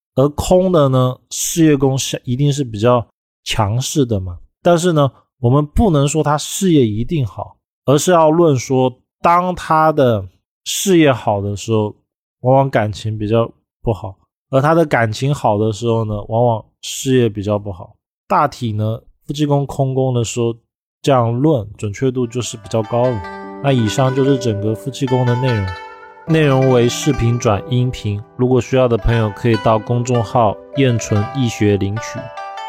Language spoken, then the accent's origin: Chinese; China; 我们中国人